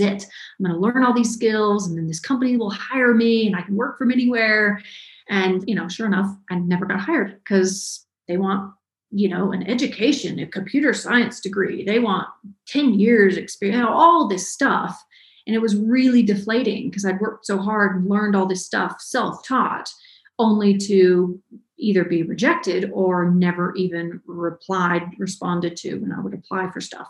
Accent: Ellijay, Georgia, United States; I'm from a very small town in North Georgia. It's called Ellijay. Um, tiny, tiny little town grew up there, kind of born and raised in Georgia.

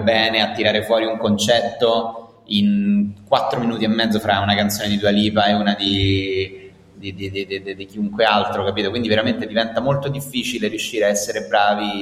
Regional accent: Rome, Lazio, Italy; nato e cresciuto a Roma, poi Roma ti manca. Nonostante eh, tutto, eh, sì, nonostante siamo una città devastata

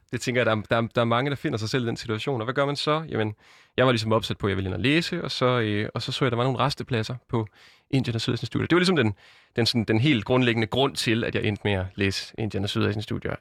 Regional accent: a small town outside Randers, Central Denmark Region, Denmark; now in Aarhus, Denmark; jeg er født i Aarhus, vokset op i en lille by uden for Randers

